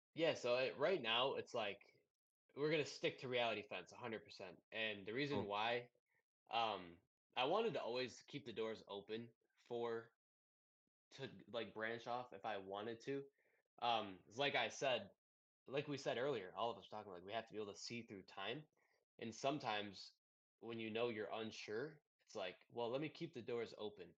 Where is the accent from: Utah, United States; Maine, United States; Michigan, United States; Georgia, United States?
Michigan, United States; Detroit; I'm from Detroit